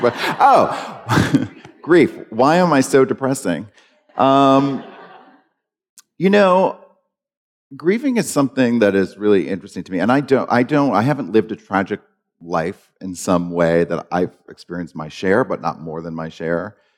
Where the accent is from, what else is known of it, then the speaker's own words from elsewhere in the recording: Maine, United States; I grew up in Maine